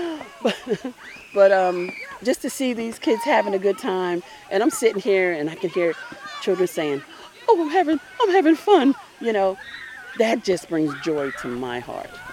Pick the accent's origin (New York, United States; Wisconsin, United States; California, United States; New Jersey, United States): New Jersey, United States; now in Baldwin County, Georgia, United States; I'm from New Jersey. And, um, when I was younger, the fire department used to come around and open up fire hydrants.